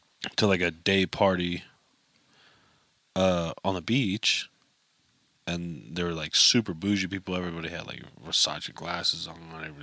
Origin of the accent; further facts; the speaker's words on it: California, United States; moved away; also born or lived in Utah / Northwest Arkansas; Well, I'm from California, for one. I kind of like disassociated myself with California a while ago